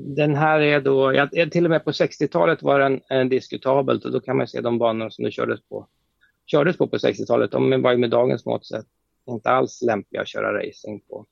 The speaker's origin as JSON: {"language": "Swedish", "country": "Sweden", "said": "som svensk"}